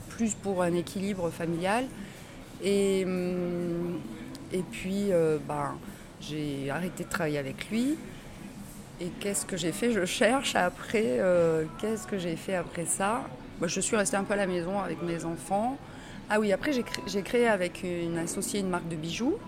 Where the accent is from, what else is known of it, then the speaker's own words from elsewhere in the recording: Bordeaux, Nouvelle-Aquitaine, France; also born or lived in Tarbes; je ne suis pas née à Bordeaux, je suis née à Tarbes, mais dans les, dans les Hautes-Pyrénées, mais je, je, suis arrivée à Bordeaux toute petite bébé même. Et à 6-8 ans, je me revois, j'habitais à Bordeaux-Codéran